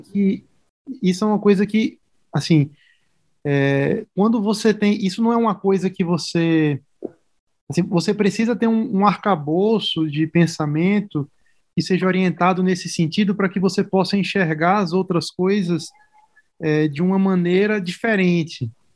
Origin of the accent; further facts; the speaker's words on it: Natal, Rio Grande do Norte, Brazil; moved away as an adult; now in São Paulo, Brazil; eu sou de Natal, né? Eu sou do Rio Grande do Norte, fiz faculdade na Federal do Rio Grande do Norte